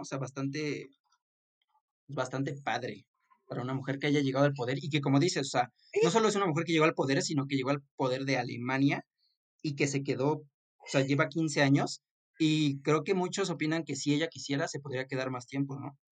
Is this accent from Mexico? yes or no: yes; Mexico; yo como mexicano